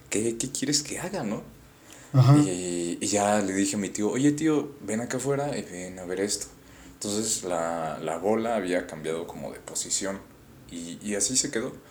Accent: Yucatán, Mexico; born there; Sí, nací en Yucatán, pero no soy yucateco.

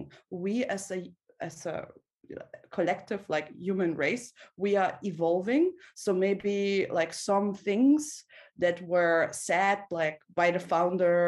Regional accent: Russia; I was born in Soviet Russia

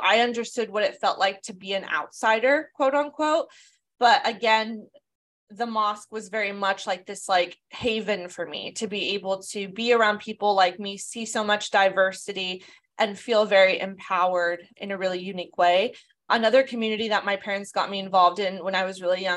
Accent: Southern California, United States; I was born and raised in Southern California.

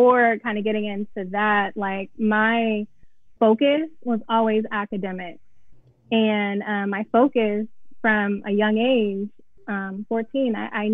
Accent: Atlanta, Georgia, United States; moved away as an adult; also born or lived in Cincinnati, Ohio; I'm from Atlanta, Georgia. I went to Pebble Brook High School.

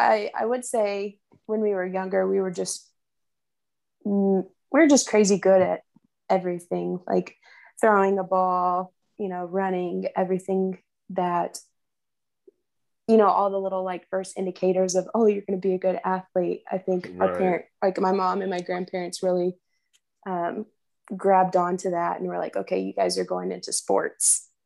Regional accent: Arkansas City, Kansas, United States; So growing up, I was your typical little tomboy sister. I followed my brother everywhere.

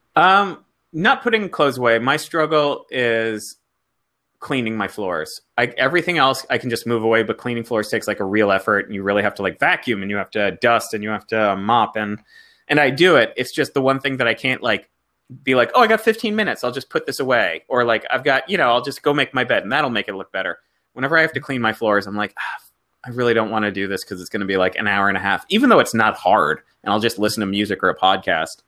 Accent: South Florida, United States; moved away as an adult; also born or lived in New York; I didn't come from Chicago. I come from South Florida

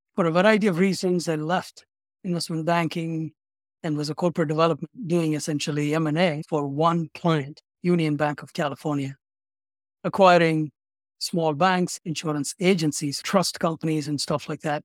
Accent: Chennai, Tamil Nadu, India; moved away as an adult; also born or lived in Baltimore / San Francisco; now in Chicago, United States; I'm originally from India, a city in the southeast part of India called Chennai. It used to be called as Madras.

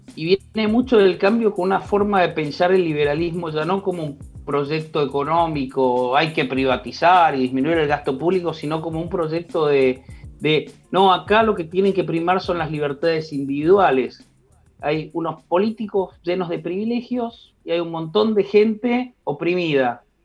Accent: Argentina

